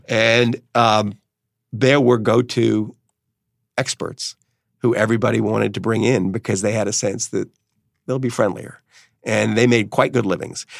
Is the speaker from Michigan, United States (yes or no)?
no; New Orleans, Louisiana, United States; where I grew up in New Orleans